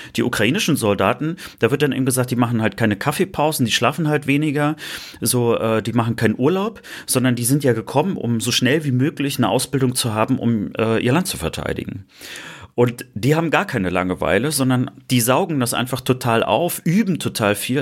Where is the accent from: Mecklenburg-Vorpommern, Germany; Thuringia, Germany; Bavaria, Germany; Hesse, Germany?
Mecklenburg-Vorpommern, Germany; moved away; in meinem Heimatbundesland, in Norddeutschland